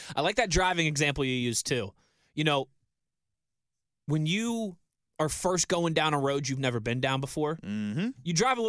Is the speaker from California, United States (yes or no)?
no; Mars, Pennsylvania, United States; You know, that was like where I grew up in Mars, right? A lot of back roads and stuff.